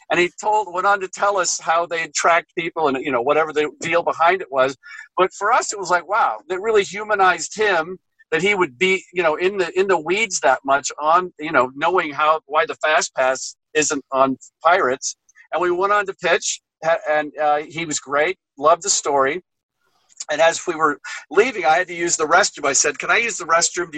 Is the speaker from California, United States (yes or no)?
yes; Southern California, United States; I grew up in Southern California, so I've been going there my whole life